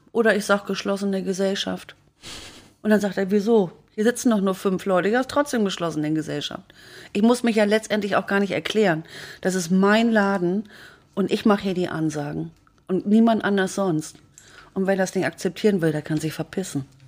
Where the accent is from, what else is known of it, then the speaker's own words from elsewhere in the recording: Hamburg, Germany; moved away; Ich komme ja aus Blankenese.